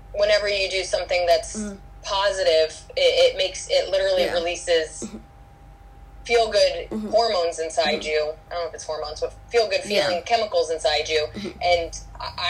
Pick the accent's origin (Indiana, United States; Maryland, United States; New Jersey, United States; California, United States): New Jersey, United States; I came in from New Jersey to New York City